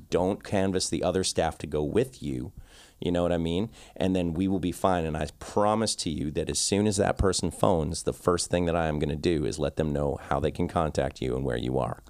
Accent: Victoria, British Columbia, Canada; I'm from a small town called Victoria

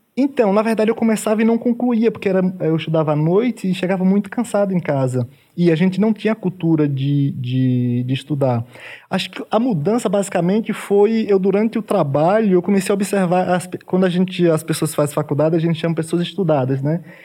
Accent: Tucano, Bahia, Brazil; moved away as an adult; now in São Paulo, Brazil; eu nasci também no, no, interior, no caso, vim do sertão da Bahia. É, é, do município de Tucano, fica próximo de Canudos, é bem sertão mesmo

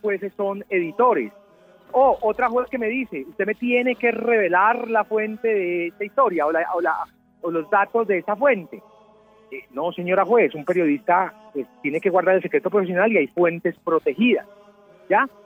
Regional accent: Medellín, Antioquia, Colombia; yo soy de Medellín

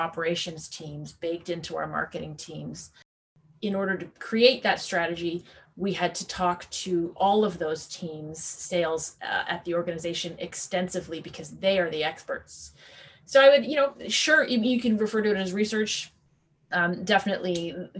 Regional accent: Newfoundland and Labrador, Canada; moved away; I'm a Newfoundlander. I will always be a Newfoundlander. And I grew up at a young age in a place where tourism was a primary sort of, you know, economic tool.

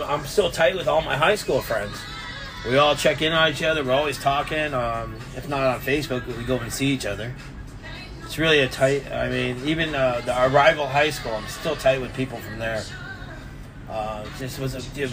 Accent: San Diego, California, United States; moved away as an adult; Born and raised in San Diego, California. Grew up 15 minutes from the beach.

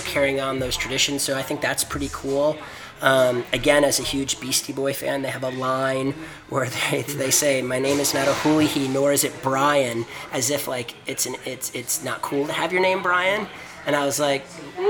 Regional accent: Detroit, Michigan, United States; I grew up in Detroit

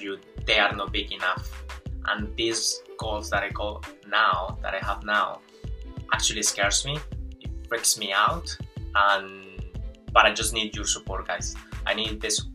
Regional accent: Colombia; English is a second language; moved away as an adult; also born or lived in Venezuela; now in New Zealand; I'm Colombian. Well, actually I was born in Venezuela, but I grew up in Colombia

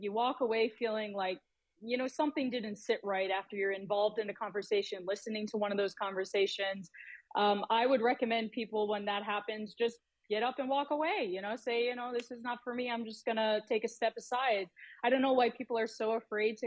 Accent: Buffalo, New York, United States; moved away as an adult; I was really sheltered growing up in South Buffalo

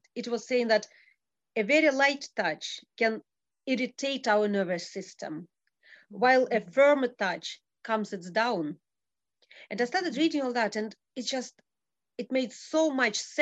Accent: Russia; moved away as an adult; also born or lived in Abu Dhabi; now in Scotland, United Kingdom; I was born in Russia, and I moved to Abu Dhabi

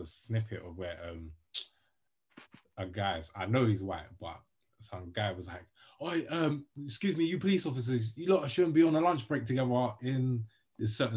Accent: England, United Kingdom; we're English

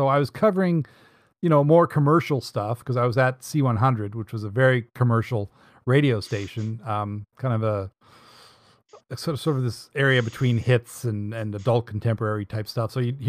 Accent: Dartmouth, Nova Scotia, Canada; I was born in Dartmouth, and born on Dartmouth Natal Day. So that makes me a Yankee Dartmouth dandy.

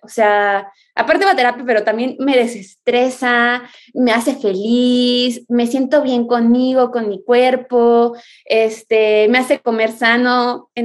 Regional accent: Mexico; Soy surfista mexicana

